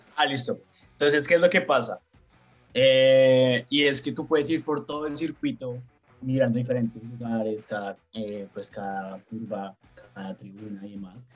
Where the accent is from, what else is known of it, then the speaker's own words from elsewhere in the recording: Colombia; now in Australia; soy colombiano